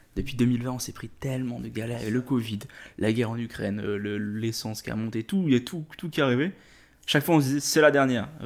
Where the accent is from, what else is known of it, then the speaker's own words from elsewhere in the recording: Réunion; moved away as an adult; also born or lived in Quebec; je viens de l'île de la Réunion